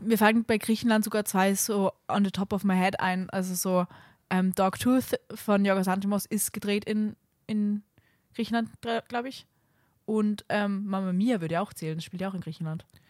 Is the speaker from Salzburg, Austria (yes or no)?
yes; Salzburg, Austria; moved away; wenn ich in Salzburg fahre, mein, in meine Heimat